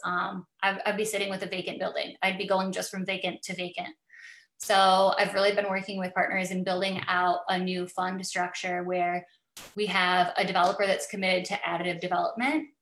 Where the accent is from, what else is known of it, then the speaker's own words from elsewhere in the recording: Bay City, Michigan, United States; now in Midland, United States; Bay City is my hometown. I graduated from Essexville Garber. I grew up in Bay City.